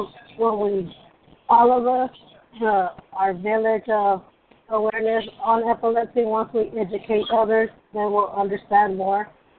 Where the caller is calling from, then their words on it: Massachusetts, United States; Hi, I'm … from Massachusetts.